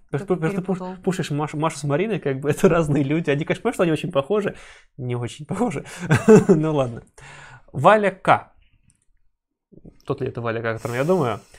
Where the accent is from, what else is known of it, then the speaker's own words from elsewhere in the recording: Novosibirsk, Novosibirsk Oblast, Russia; Я из Новосибирска.